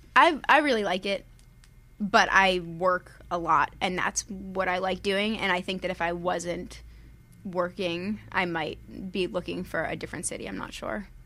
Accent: Worcester, Massachusetts, United States; moved away as an adult; also born or lived in Pennsylvania; now in California, United States; I was born in Pennsylvania, but I'm from Massachusetts. I grew up in Massachusetts

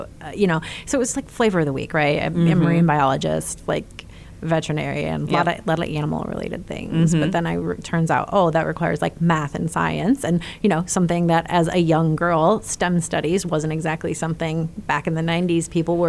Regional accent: Clarkston, Michigan, United States; moved away; also born or lived in Indianapolis; Just north of Detroit in a town called Clarkston.

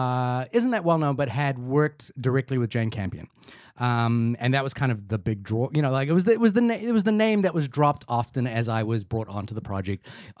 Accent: New Zealand; I am a New Zealander.

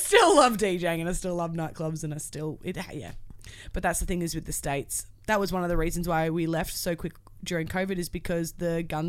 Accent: Australia; I'm a girl from Australia that has no idea.

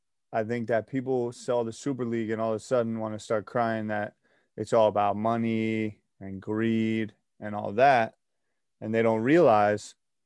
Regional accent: United States; I my mother's Danish, and she hates American pro sports. I'm an American, right?

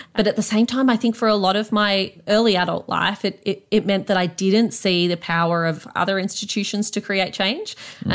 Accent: Canberra, Australian Capital Territory, Australia; growing up in Canberra

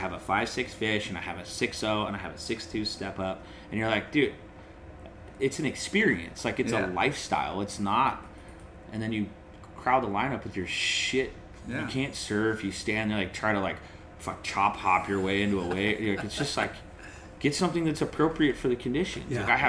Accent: San Diego, California, United States; I lost a couple of Charger fan customers because I'm from San Diego. I was a diehard Charger fan.

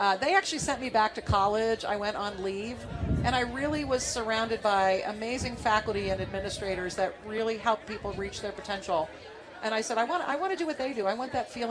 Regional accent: Louisville, Ohio, United States; also born or lived in Canton, Ohio; I grew up in Louisville, Ohio. It's right outside of Canton

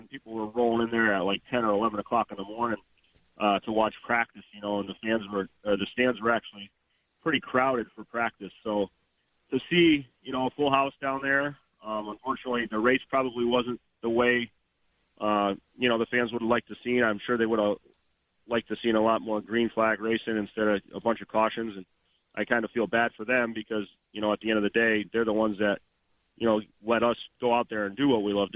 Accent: Stafford, Connecticut, United States; born or raised there

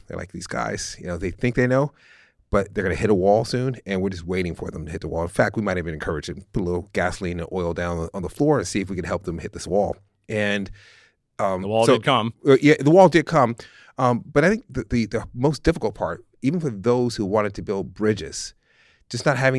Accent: San Francisco, California, United States; But I grew up in San Francisco. We grew up in a working class neighborhood that was extraordinarily diverse.

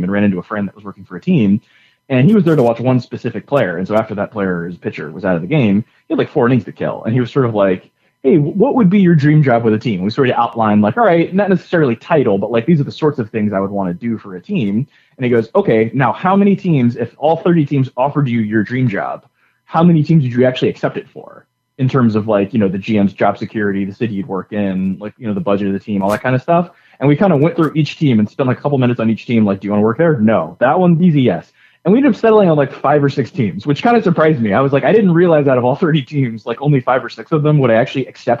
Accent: Florida, United States; also born or lived in Alabama; now in Atlanta, United States; I grew up in the South. My family's from Alabama. I was in Florida growing up before we had teams there

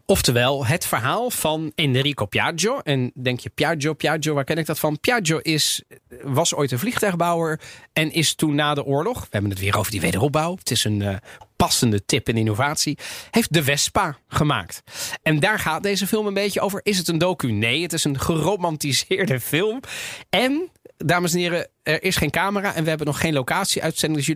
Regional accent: Netherlands; Dus ja, ik bedoel, wij, wij zijn als Nederlanders daarop gaan zitten, die zijn niet gek, toch?

